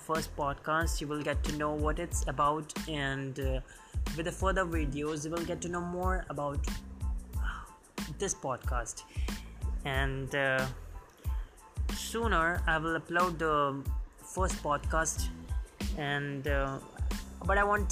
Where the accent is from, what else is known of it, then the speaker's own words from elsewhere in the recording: Delhi, India; And I'm from Delhi.